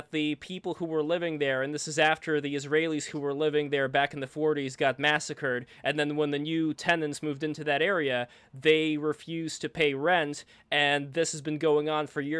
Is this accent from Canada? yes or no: yes; Canada; I'm Canadian